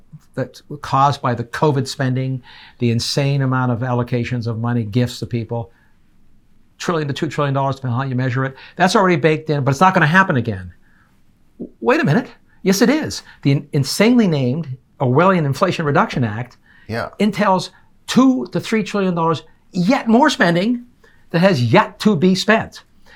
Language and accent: English; Canada; now in United States; I'm an immigrant. I came from Canada, adopted this country.